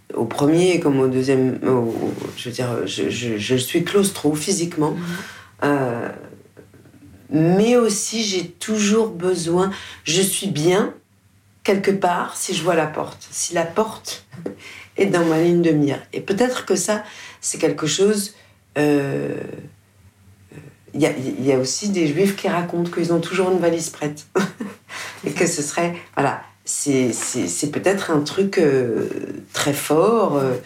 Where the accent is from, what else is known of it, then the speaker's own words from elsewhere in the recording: France; je suis française